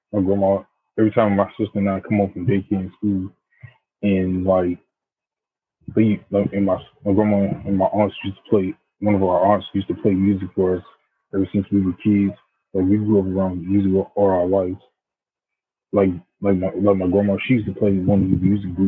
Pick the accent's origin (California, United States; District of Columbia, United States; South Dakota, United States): District of Columbia, United States; Washington; I'm from the United States, Washington District of Columbia